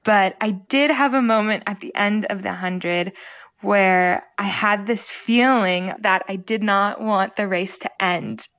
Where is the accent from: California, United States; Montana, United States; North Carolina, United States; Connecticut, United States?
California, United States; Los Angeles; also born or lived in Anabta, Palestine; I was born in sunny Los Angeles, California